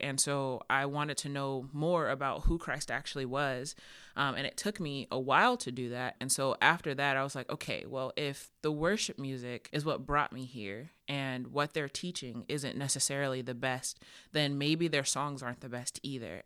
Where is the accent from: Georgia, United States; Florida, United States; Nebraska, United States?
Georgia, United States; I'm from Georgia, so Bible Belt.